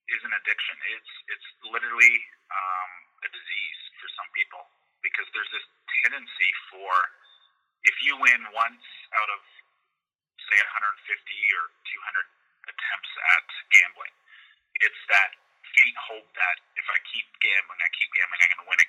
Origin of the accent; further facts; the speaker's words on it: Toronto, Ontario, Canada; moved away as an adult; also born or lived in Mississauga; now in Niagara region, Canada; I'm originally from Toronto and Mississauga, but for the last 20 plus years, I've been living out in the Niagara region